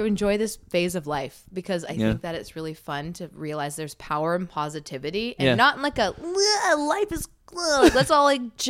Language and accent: English; Cranbrook, British Columbia, Canada; moved away; I'm from Cranbrook.